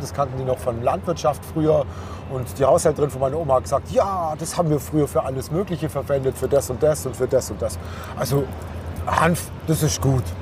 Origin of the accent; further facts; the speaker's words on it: Bavaria, Germany; ich komme aus Bayern